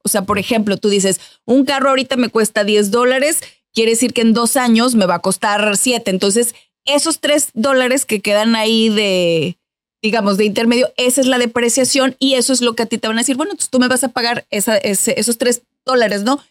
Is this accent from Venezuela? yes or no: no; Mexico; moved away as an adult; now in United States; en mi país, en México